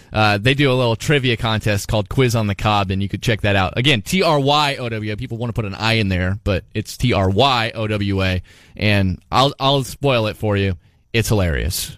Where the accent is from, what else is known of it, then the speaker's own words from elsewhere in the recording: Southeast Iowa, United States; I've been a lifelong Iowan as you have. I'm from Southeast Iowa